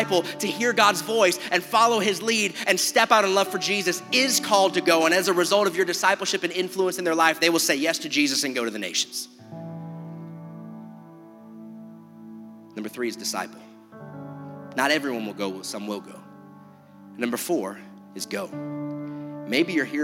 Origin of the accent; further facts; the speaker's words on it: South Florida, United States; I grew up here in South Florida